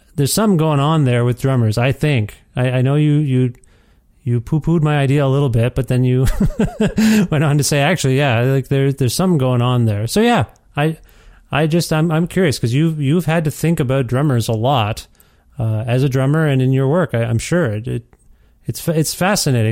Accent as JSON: {"language": "English", "region": "Ontario", "country": "Canada", "moved": "yes", "lives_now": "Edmonton, Canada", "said": "I'm originally from Ontario"}